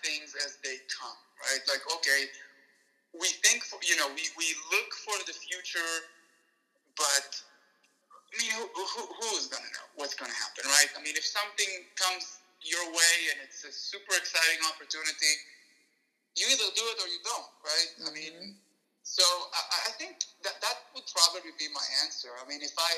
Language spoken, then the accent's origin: English; Israel; moved away as an adult; I grew up in Israel